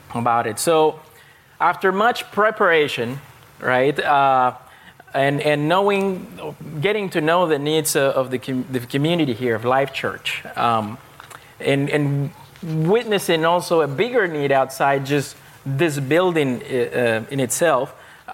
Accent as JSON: {"language": "English", "country": "Panama", "tie": "born or raised there", "moved": "yes", "said": "I grew up, my home country is Panama. It's in Central America"}